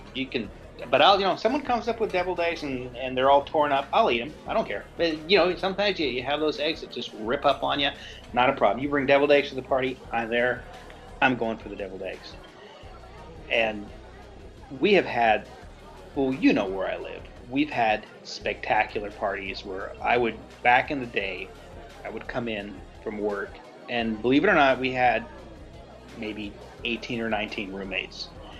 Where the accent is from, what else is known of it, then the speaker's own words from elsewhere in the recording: the South, United States; I'm from the South. This is what we do.